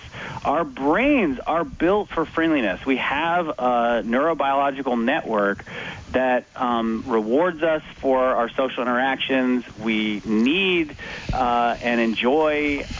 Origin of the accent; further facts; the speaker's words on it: United States; I'm an American